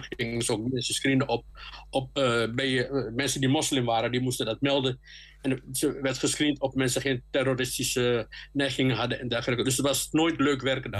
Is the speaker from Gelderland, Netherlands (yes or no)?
no; Amsterdam, North Holland, Netherlands; moved away as an adult; now in Enschede, Netherlands; opgegroeid in de Bijlmer. Daar ben ik ook mijn rapcarrière, eh, begonnen, zeg maar. Dus daar kom ik ook echt vandaan